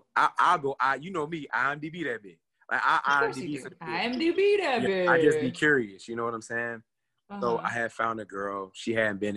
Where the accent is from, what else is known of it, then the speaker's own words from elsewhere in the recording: United States; I'm from Polk County